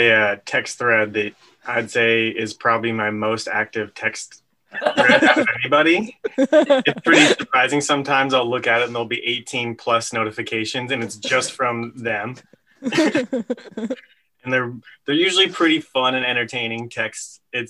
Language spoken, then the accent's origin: English; Santa Cruz, California, United States; moved away; growing up in California around Santa Cruz.